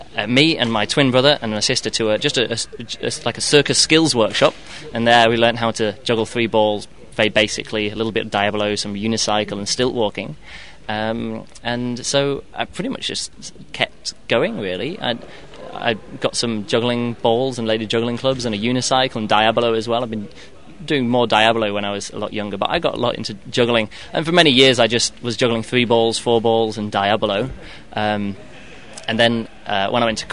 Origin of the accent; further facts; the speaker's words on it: England, United Kingdom; moved away as an adult; now in Berlin, Germany; I'm from England, but I live in Berlin, in Germany